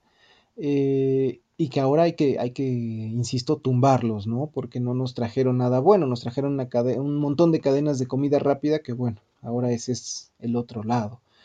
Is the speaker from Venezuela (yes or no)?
no; Mexico; como mexicanas, como mexicanos